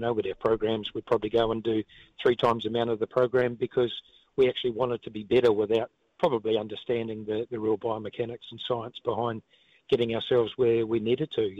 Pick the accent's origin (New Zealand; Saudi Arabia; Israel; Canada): New Zealand; Auckland; a four-year-old kid growing up in South Auckland